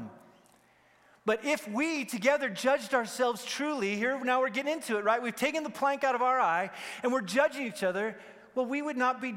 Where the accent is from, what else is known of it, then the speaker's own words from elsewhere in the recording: Wyoming, United States; I grew up in Wyoming, and so we have more cattle than people